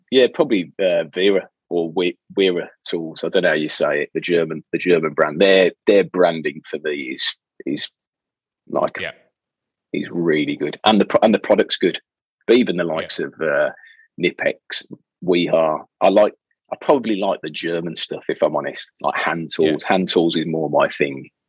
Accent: Birmingham, West Midlands, United Kingdom; from Birmingham, so I can't do anybody else's accent.

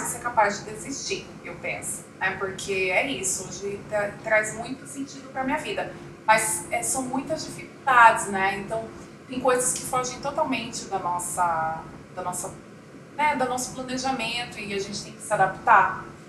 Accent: Coxim, Mato Grosso do Sul, Brazil; moved away as an adult; also born or lived in Campo Grande / São Gabriel do Oeste; eu nasci em Campo Grande, mas uhum. eu cresci no interior. Então eu cresci em Coxim, São Gabriel, e em Coxim

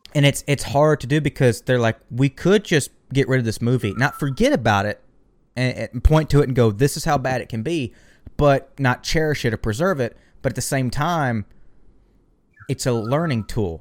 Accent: the American South, United States; I'm from the American South.

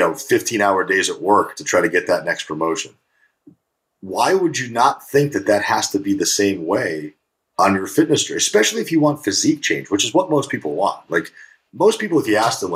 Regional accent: New Haven, Connecticut, United States; also born or lived in Russia; now in California, United States; I grew up right in New Haven, Connecticut

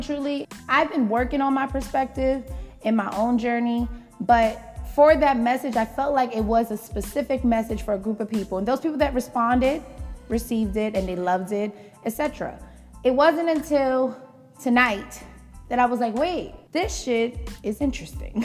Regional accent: New York City, New York, United States; I grew up in the Bronx

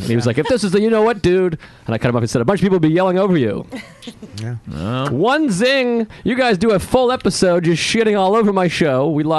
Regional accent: New England, United States; I'm from New England.

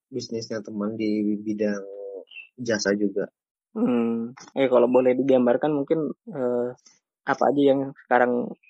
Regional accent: Jambi, Indonesia; now in Semarang, Indonesia; Oh iya, asal mana? Jambi ya? Iya, bener.

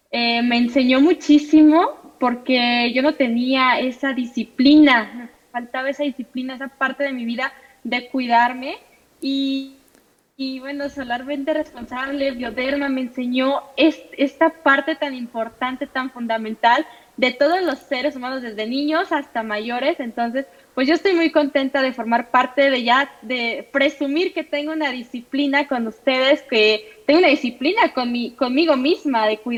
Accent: Mexico; soy pentatleta mexicana.

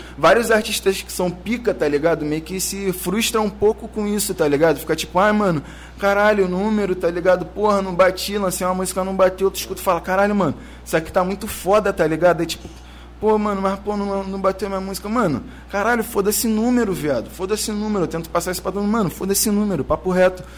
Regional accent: Rio de Janeiro, Brazil; sou da Cidade Alta, mano. Sou criado da Cidade Alta.

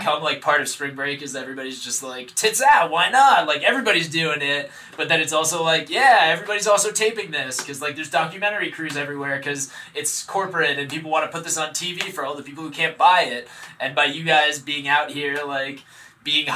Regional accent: United States; as an American man

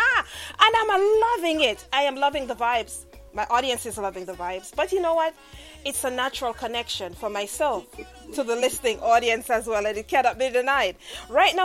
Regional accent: Jamaica; I myself as a Jamaican

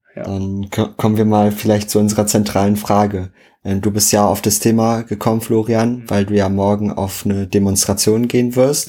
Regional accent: Schwedt, Brandenburg, Germany; moved away as an adult; now in Berlin, Germany; zu Hause bei uns in Schwedt

